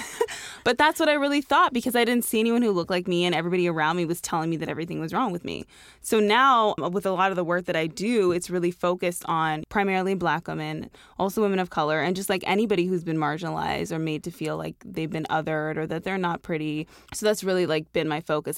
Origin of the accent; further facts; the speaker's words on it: Toronto, Ontario, Canada; I grew up in Toronto